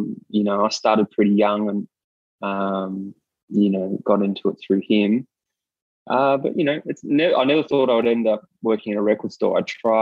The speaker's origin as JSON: {"language": "English", "town": "Melbourne", "region": "Victoria", "country": "Australia", "tie": "born or raised there", "said": "Yeah, I'm born and raised in Melbourne. Grew up in kind of central Melbourne"}